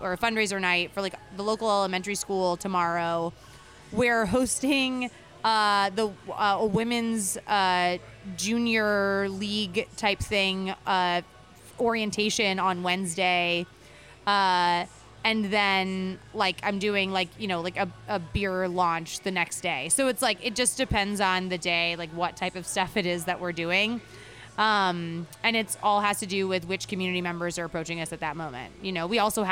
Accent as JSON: {"language": "English", "region": "New Jersey", "country": "United States", "also_born_or_lived": "California", "moved": "yes", "lives_now": "Houston, United States", "said": "I'm from New Jersey originally, but I was in California for about 15 years"}